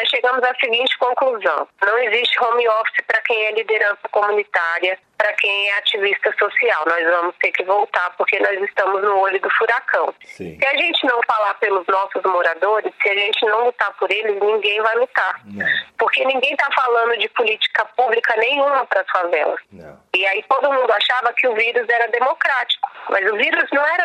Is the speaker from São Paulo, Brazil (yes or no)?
yes; São Paulo, Brazil; born there; Eu nasci aqui em Paraisópolis